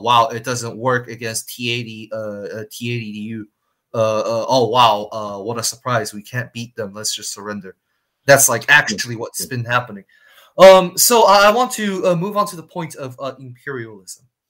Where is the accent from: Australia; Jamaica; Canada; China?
China; Shanghai; one of the top universities in China in my hometown Shanghai